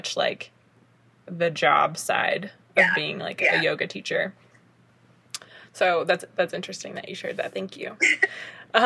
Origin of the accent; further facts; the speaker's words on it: the South, United States; I'm from the South as well